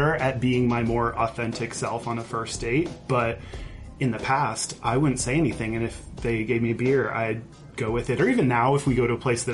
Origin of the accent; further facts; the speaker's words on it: outside of Houston, Texas, United States; moved away as an adult; also born or lived in Austin, Texas / Seattle; I grew up outside of Houston, and even though it was still in Texas